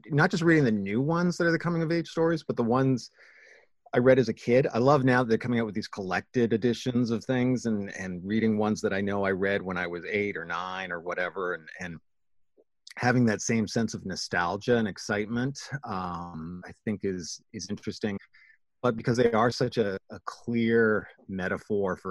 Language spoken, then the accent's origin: English; Canada; my experience even as Canadian is different